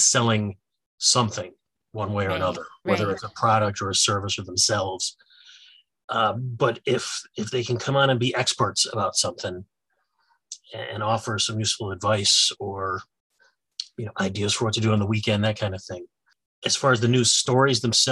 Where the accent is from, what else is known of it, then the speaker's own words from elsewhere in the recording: Syracuse, New York, United States; moved away as an adult; now in Rochester, United States; I grew up in around the Syracuse area.